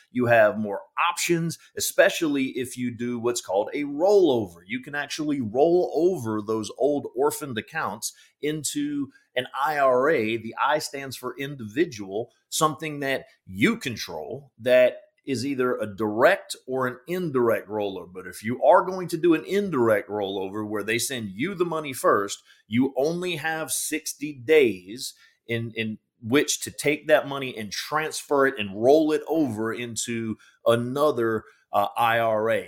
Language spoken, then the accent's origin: English; Georgia, United States; moved away as an adult; now in Fort Mill, United States; I grew up in Georgia